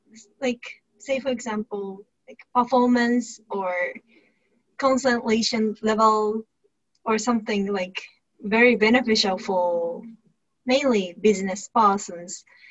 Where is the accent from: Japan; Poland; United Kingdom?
Japan; Tokyo; also born or lived in Northern Japan; I'm in Tokyo, Japan now, and I grew up in Tokyo. But I'm originally from Northern Japan, and that's countryside, and that's just 3-4 hours from Tokyo